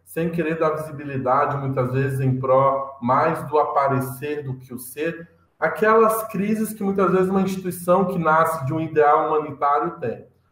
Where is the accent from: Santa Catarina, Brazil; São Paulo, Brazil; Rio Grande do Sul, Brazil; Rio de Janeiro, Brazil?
Santa Catarina, Brazil; Lages; Sou catarinense da Serra aí, catarinense, sou lagiano